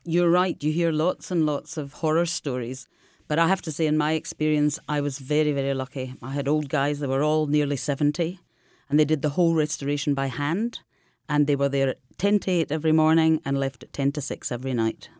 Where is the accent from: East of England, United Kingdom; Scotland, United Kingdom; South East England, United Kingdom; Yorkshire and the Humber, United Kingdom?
Scotland, United Kingdom; now in Marche, Italy; as a Scottish person